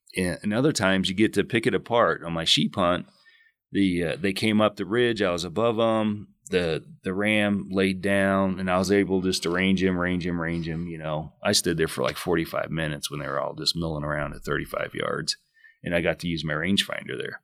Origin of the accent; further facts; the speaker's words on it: Illinois, United States; moved away as an adult; also born or lived in West Coast; now in Arizona, United States; I grew up in Illinois, deer hunted